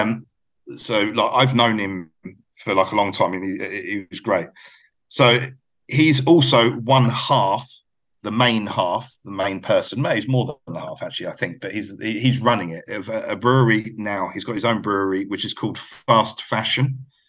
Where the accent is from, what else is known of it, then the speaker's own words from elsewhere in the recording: United Kingdom; moved away; obviously my accent gives it all away, but I've actually lived, maybe you've gathered by me telling you of where I've lived and stuff, that I've lived longer out of the UK than I ever lived there.